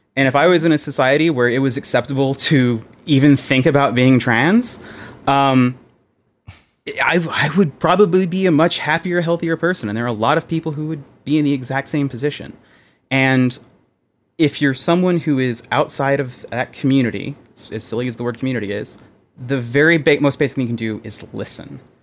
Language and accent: English; Texas, United States; Being a Texan, I grew up around guns